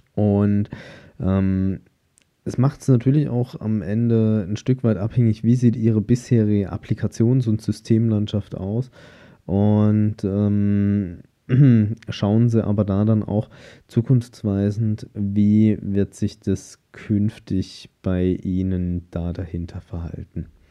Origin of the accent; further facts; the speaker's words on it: Germany; bei uns in Deutschland